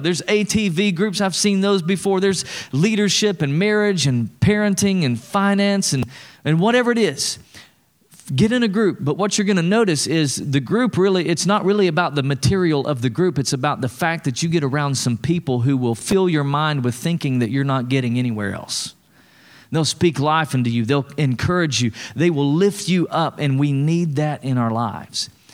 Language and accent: English; East Tennessee, United States; I'm from East Tennessee